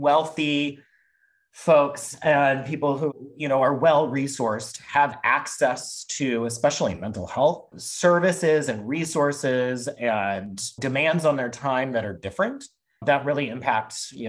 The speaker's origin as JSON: {"language": "English", "region": "Midwest", "country": "United States", "tie": "born or raised there", "said": "I grew up in the Midwest, in a suburb of a city, and in a very non-diverse, very white, kind of very Catholic area."}